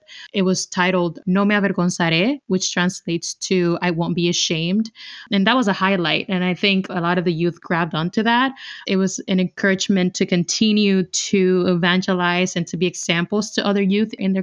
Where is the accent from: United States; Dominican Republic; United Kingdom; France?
Dominican Republic; moved away; I'm originally from the 9th province. I come from the Dominican Republic.